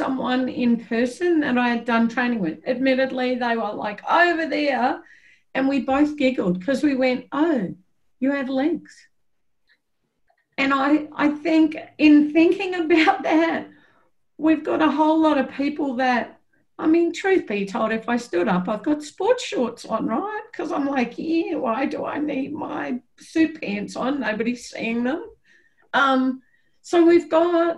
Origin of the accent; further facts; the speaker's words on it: Australia; moved away; I could, as an Australian, go back